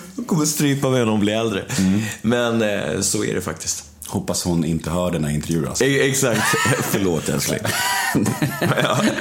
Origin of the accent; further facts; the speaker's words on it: Sweden; Och jag är ju svensk, vi bor i Sverige